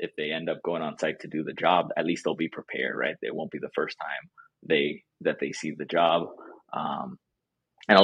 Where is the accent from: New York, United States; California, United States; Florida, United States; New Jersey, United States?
Florida, United States; South; moved away as an adult; also born or lived in Durham, North Carolina / Boston; now in North Carolina, United States; I grew up in South Florida